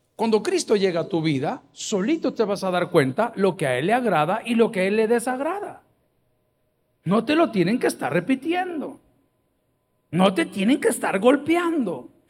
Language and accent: Spanish; El Salvador; soy del Salvador